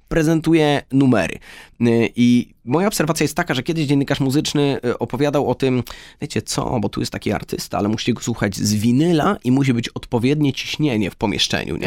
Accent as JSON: {"language": "Polish", "town": "Lublin", "region": "Lublin Voivodeship", "country": "Poland", "moved": "yes", "said": "my, e, oboje oryginalnie jesteśmy z Lublina"}